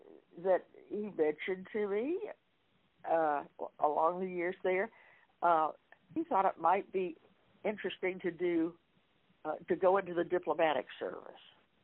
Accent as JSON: {"language": "English", "region": "Florida", "country": "United States", "tie": "born or raised there", "said": "We met in college at Rollins in Florida. I grew up in Florida."}